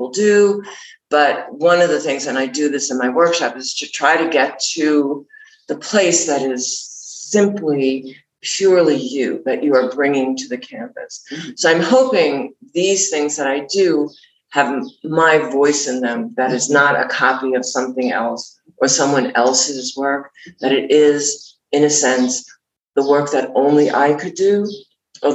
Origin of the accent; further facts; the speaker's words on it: New York, United States; moved away as an adult; I'm from New York